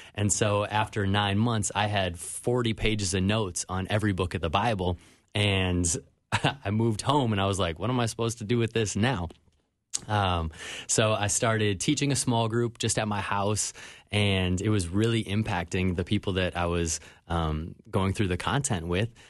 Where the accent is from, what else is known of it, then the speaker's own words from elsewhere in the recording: Minnetonka, Minnesota, United States; now in Miami, United States; I grew up in Minnetonka.